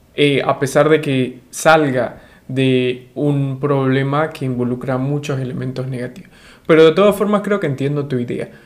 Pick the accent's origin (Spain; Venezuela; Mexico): Venezuela; de Venezuela